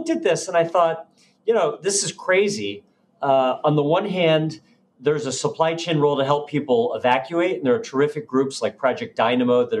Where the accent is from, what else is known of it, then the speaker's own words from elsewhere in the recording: United States; as an American